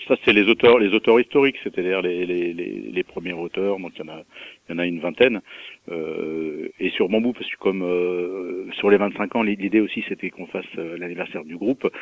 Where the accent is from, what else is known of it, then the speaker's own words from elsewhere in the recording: Mâcon, Bourgogne-Franche-Comté, France; je suis né à Macon et je trouve que c'est une ville c'est une ville sympa